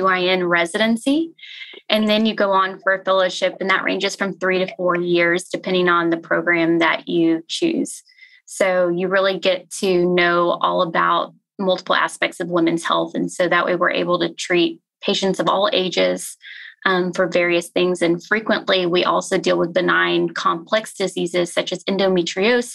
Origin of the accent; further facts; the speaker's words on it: Pleasanton, Texas, United States; also born or lived in Galveston, Texas / Memphis, Tennessee; now in Fort Worth, United States; I grew up in a town called Pleasanton, which is about 30 minutes south of San Antonio.